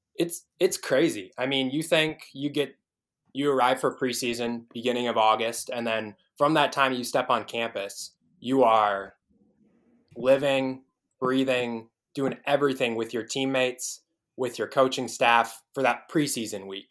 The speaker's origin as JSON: {"language": "English", "region": "Illinois", "country": "United States", "tie": "born or raised there", "also_born_or_lived": "Des Moines, Iowa", "moved": "as an adult", "lives_now": "Iowa City, United States", "said": "I grew up in Illinois"}